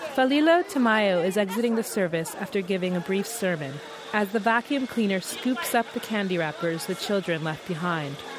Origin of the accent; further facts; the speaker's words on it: Tuvalu; now in Auckland, New Zealand; I'm from Tuvalu